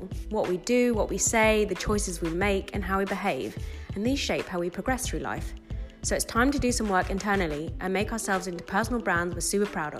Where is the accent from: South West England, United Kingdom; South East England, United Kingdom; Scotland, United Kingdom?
South East England, United Kingdom; Brighton; moved away as an adult; now in London, United Kingdom; I was born and raised in Brighton and then travelled a bit and moved to London